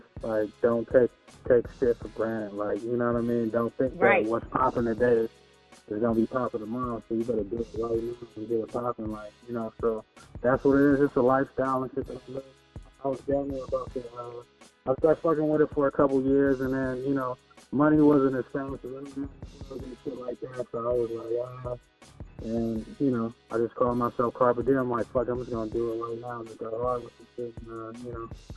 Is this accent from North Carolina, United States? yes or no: no; Los Angeles, California, United States; Los Angeles, California, born and raised